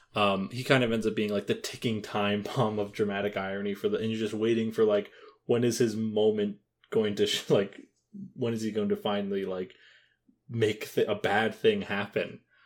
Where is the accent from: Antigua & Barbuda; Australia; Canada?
Canada; as a, as a Canadian